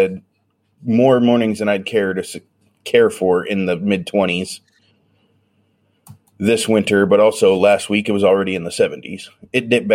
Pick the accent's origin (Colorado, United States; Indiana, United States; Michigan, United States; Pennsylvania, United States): Colorado, United States; now in Atlanta, United States; We grew up in Colorado